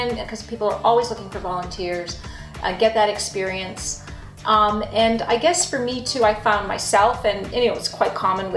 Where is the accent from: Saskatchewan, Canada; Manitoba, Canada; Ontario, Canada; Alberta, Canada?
Ontario, Canada; Toronto; moved away as an adult; now in Ottawa, Canada; I grew up in Toronto